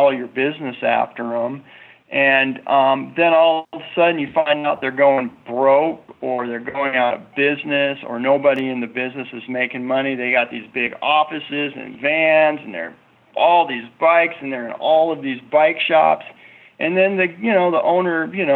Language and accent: English; United States; as an American person